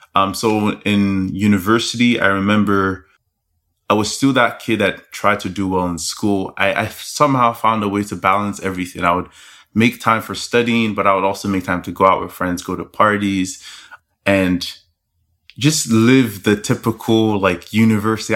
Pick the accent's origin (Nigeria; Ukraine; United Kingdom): Nigeria; Lagos; I'm Nigerian. That's where I was born and raised. So, hey. I grew up in a Nigerian home, born in Lagos